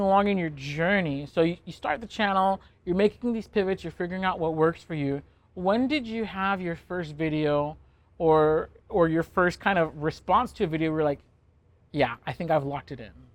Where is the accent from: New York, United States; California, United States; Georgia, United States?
California, United States; We're both from California